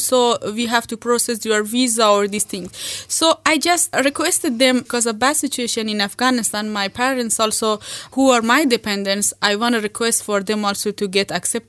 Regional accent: India; When I came from India, I said, okay, you do your master, I will work and support you when you come back.

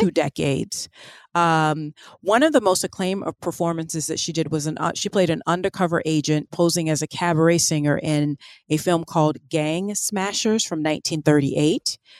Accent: the American South, United States; as a Southerner myself

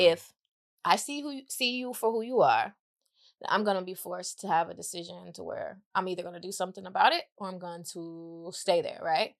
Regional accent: Mississippi, United States; also born or lived in Iowa / Atlanta; now in Los Angeles, United States; got sent to Mississippi to live with my grandmother

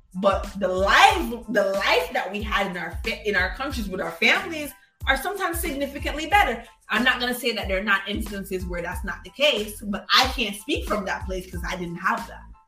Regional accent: Kingston, Jamaica; moved away; also born or lived in Florida, United States; I'm a Jamaican kid

